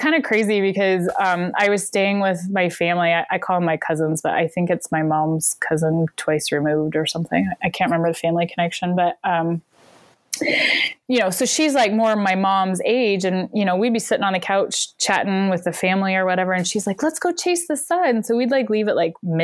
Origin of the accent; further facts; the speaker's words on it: Bellingham, Pacific Northwest, United States; also born or lived in Glasgow, Scotland; I'm from the Pacific Northwest